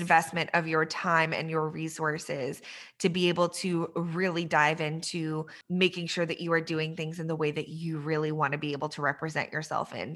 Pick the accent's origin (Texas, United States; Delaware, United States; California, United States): Texas, United States; also born or lived in Iran; I'm from Texas